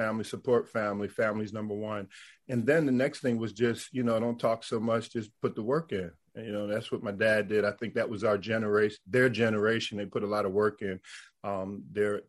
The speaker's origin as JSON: {"language": "English", "town": "Camden", "region": "New Jersey", "country": "United States", "tie": "born or raised there", "said": "I grew up in the Philly area, right across the bridge over in Camden, New Jersey"}